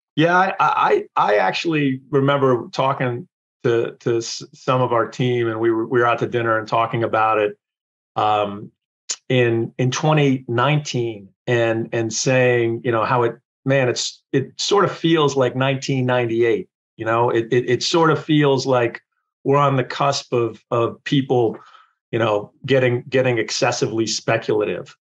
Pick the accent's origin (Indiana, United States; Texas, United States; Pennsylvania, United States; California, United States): Pennsylvania, United States; Wilkes-Barre; I grew up in uh, Wilkes-Barre, Pennsylvania